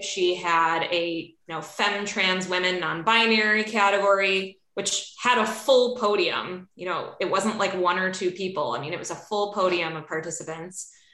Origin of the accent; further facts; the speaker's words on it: Chicago, Illinois, United States; accent: flat A; now in Seattle, United States; I am Catherine's neighbor to the north in Seattle, but I'm originally from Chicago. So if you if you hear a flat A anywhere in my words. It's because